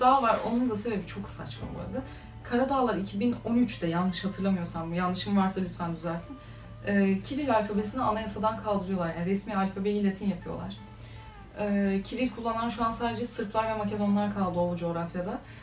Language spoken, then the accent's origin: Turkish; Turkey; also born or lived in Macedonia; Türk'üm dediğim zaman Aa, nasıl böyle konuşuyorsunuz falan geliyor konu.